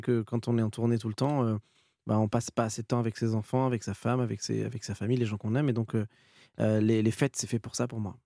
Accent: Étampes, Île-de-France, France; j'ai grandi, heu, à Étampes et je suis resté dans le coin

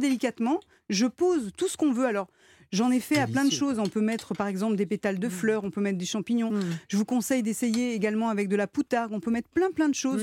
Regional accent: Lyon, Auvergne-Rhône-Alpes, France; je viens de Lyon

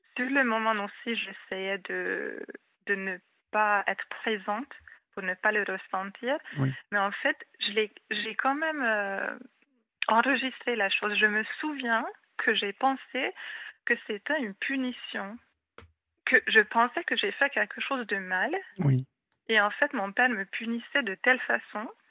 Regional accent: Hungary; first language Hungarian; French is a second language; moved away as an adult; now in France; je suis hongroise.

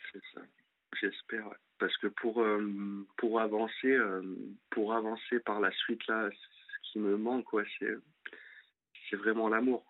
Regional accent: Lyon, Auvergne-Rhône-Alpes, France; moved away as an adult; now in Angers, France; je suis de Lyon et je suis monté pour euh, pour mon ex sur Angers

